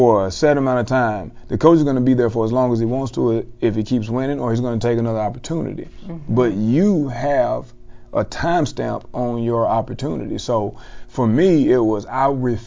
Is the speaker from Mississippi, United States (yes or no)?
yes; South Mississippi, United States; moved away as an adult; also born or lived in Dallas-Fort Worth, Texas; I'm from South Mississippi, who came all the way to DFW, Texas.